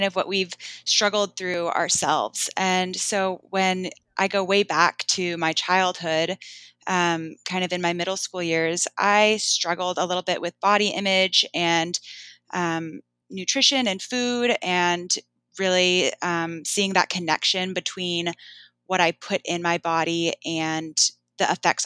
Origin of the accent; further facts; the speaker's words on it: Bainbridge Island, Washington, United States; growing up, you know, we didn't actually have that much money and we got a lot of our food from a shelter on Bainbridge called Helpline House.